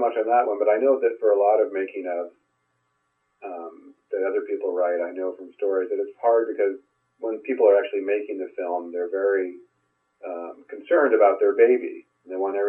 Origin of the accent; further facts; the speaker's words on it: Bay Area, California, United States; I'm from the Bay Area